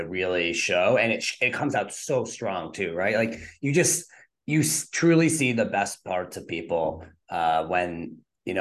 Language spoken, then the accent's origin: English; Northeast, United States; I grew up in the Northeast